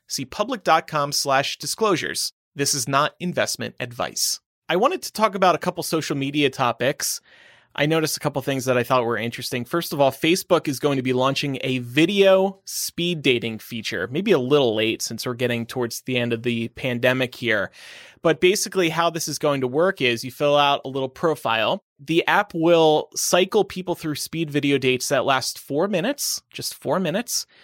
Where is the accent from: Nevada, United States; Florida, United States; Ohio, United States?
Nevada, United States; moved away; my home state of Nevada